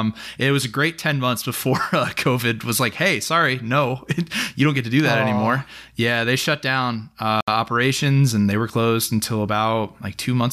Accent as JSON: {"language": "English", "region": "New Jersey", "country": "United States", "also_born_or_lived": "Indiana", "said": "I'm originally from New Jersey and then made a 14-year pit stop in Indiana. So I've made my way across the country all over here."}